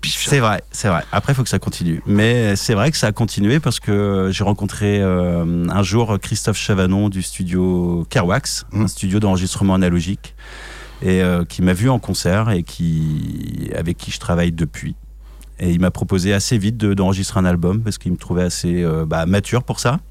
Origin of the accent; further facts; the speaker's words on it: France; je suis un Français hein, qui n'a pas un accent exceptionnel euh, en anglais.